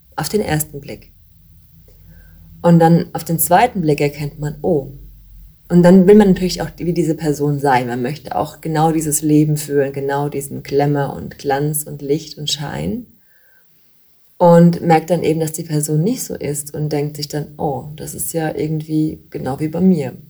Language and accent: German; Bavaria, Germany; bei uns in Bayern